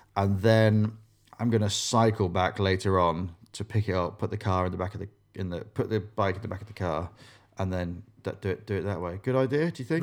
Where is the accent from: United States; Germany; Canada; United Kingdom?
United Kingdom; Grimsby, Yorkshire and the Humber; growing up in Grimsby